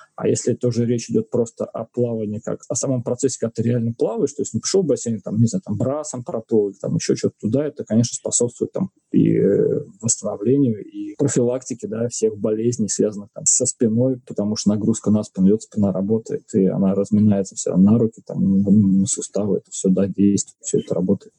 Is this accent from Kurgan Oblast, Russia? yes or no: no; Saint Petersburg, Russia; я родился в Санкт-Петербурге, на Васильевском острове. И вокруг моего дома, не знаю, у меня во дворе была хоккейная коробка